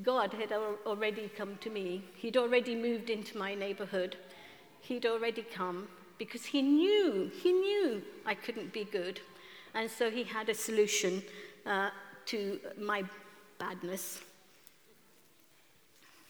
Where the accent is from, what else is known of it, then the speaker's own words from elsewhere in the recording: Kenya; now in London, United Kingdom; at the age of 10 in Kenya, I'm from East Africa, Kenya